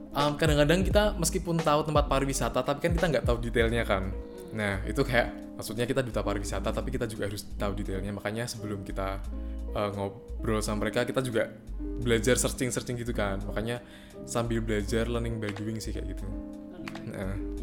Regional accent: Semarang, Central Java, Indonesia; kita orang Semarang

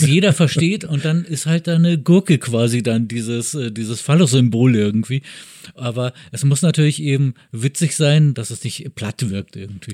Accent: Bavaria, Germany; also born or lived in Braunschweig; now in Berlin, Germany; ich bin in Bayern aufgewachsen

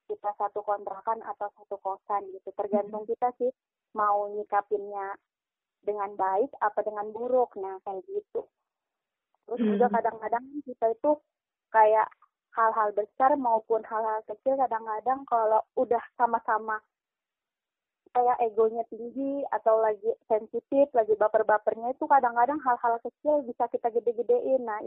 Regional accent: Kalimantan, Indonesia; Dari Kalimantan

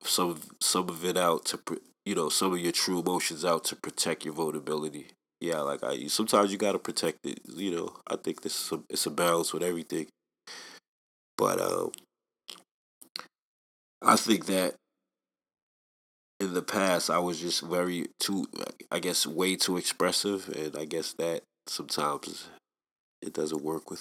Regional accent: New York City, New York, United States; I'm from Staten Island

